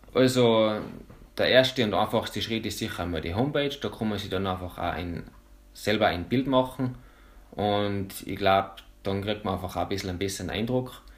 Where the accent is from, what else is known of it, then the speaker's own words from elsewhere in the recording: Bramberg am Wildkogel, Salzburg, Austria; ich komme von Bramberg, bin jetzt 29